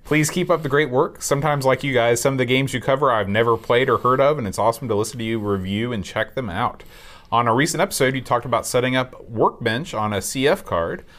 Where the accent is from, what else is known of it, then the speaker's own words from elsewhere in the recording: Sheffield, Yorkshire and the Humber, United Kingdom; moved away; the Steel City. my hometown in England